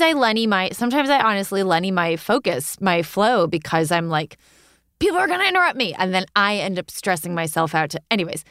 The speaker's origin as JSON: {"language": "English", "area": "Hudson Valley", "region": "New York", "country": "United States", "moved": "yes", "lives_now": "Brooklyn, United States", "said": "I am originally from the Hudson Valley"}